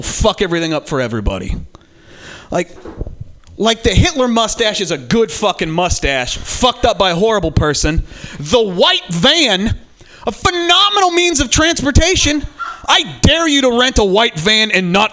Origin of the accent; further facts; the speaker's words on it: Eureka, California, United States; I am from Humboldt County. I'm from Eureka